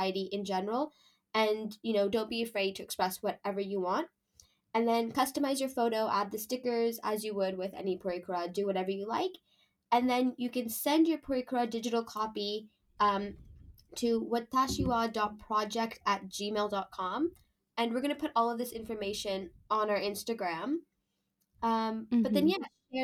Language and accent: English; Canada; I'm from Canada